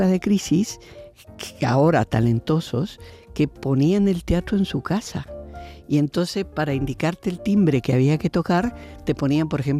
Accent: Argentina; now in Spain; me vine de Argentina para luchar aquí también.

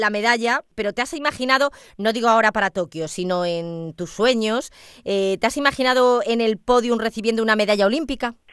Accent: Seville, Andalusia, Spain; also born or lived in Moscow, Russia; Moscú, pero con un año me vine aquí a Sevilla.

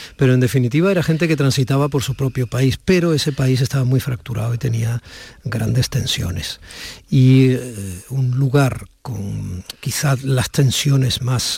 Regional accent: Barakaldo, Basque Country, Spain; moved away; yo nací en Cruces

